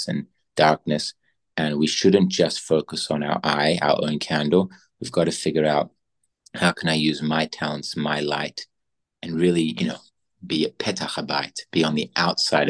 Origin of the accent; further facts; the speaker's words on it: Australia; now in Israel; growing up, I grew up in Australia